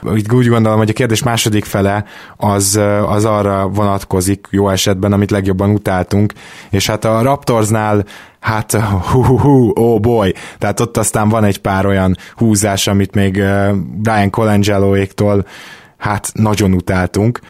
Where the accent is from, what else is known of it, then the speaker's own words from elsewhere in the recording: Budapest, Hungary; Délpesten nőttünk fel, tizenhárom-tizennégy évesen graffitisztünk